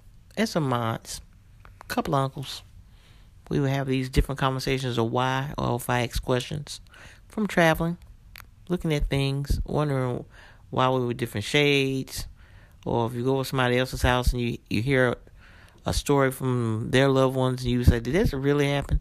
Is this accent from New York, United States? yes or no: yes; New York, United States; I grew up living in New York